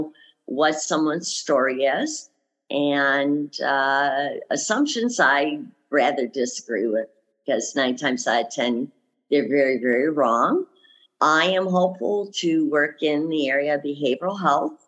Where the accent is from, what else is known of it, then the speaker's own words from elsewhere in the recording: Lansing, Michigan, United States; moved away as an adult; also born or lived in Nevada; now in Arizona, United States; I grew up in Michigan, Lansing. I left there when I was about 19, 20 years old, moved out to Nevada